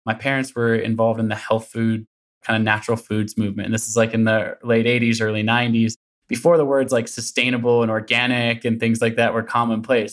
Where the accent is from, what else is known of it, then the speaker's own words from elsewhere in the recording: Portland, Oregon, United States; also born or lived in Olympia, Washington; I grew up in Portland, Oregon, still in the Pacific Northwest